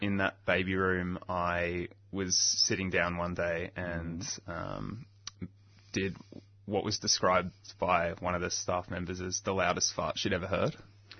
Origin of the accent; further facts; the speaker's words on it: Melbourne, Victoria, Australia; also born or lived in Bentleigh East; I was born in Moorabbin, at Moorabbin Hospital.